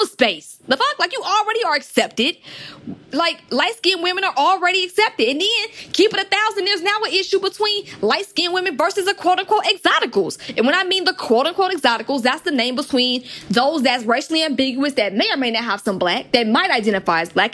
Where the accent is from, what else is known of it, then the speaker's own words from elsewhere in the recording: Atlanta, Georgia, United States; growing up in Atlanta, which is trap music capital